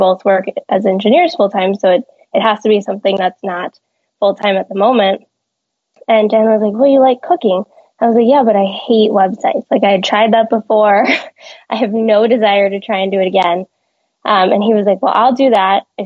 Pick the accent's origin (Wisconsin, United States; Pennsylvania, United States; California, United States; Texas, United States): California, United States; moved away; I'm from California